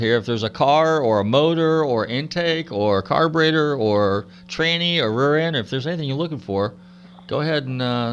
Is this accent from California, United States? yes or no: yes; Northern California, United States; I'm from Northern Cal, so, you know, I saw all that cool stuff. And, you know, Roy Bruzio was in our backyard there